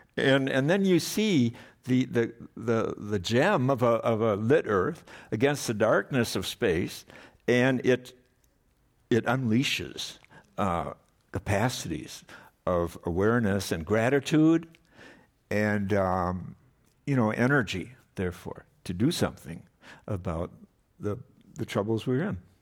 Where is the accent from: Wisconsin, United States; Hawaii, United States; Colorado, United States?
Wisconsin, United States; Madison; I grew up in Wisconsin